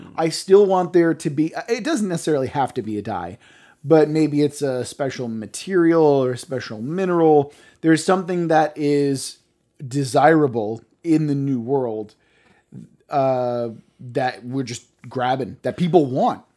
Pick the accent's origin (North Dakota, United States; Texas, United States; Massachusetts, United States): Massachusetts, United States; Cape Cod; I grew up on Cape Cod